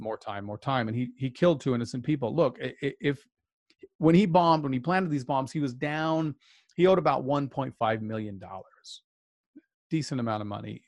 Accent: outside of Salt Lake City, Utah, United States; I was raised outside of Salt Lake as a child

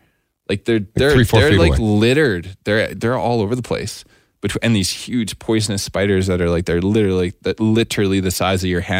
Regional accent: Alberta, Canada; I'm from Alberta.

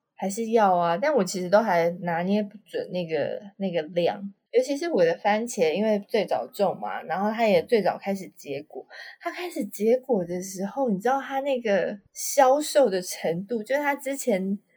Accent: Tainan, Taiwan; 可能还是我们台南人才这样哦

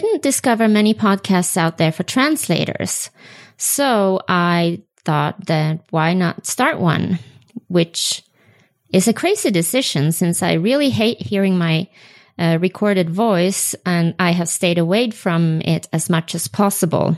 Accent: Sweden; first language Swedish; English is a second language; moved away as an adult; now in Utah, United States; my native language is Swedish

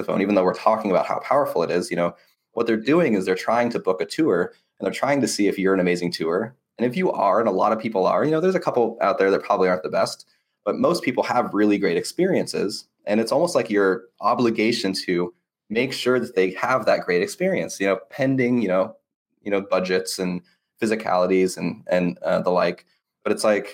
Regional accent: United States; I'm an American

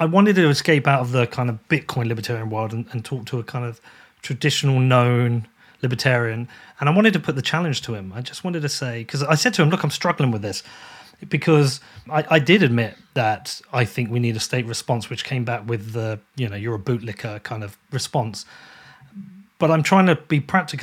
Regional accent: United Kingdom; a British person

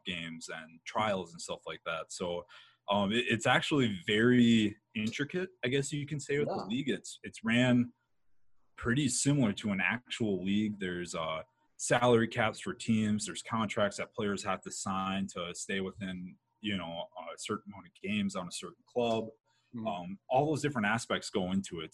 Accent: northern Midwest, United States; I grew up in the Midwest, mm-hmm. uh, the northern Midwest

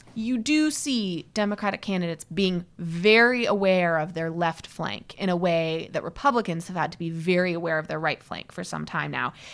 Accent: Midwest, United States; also born or lived in Seattle, Washington / Chicago; I grew up mostly in the Midwest

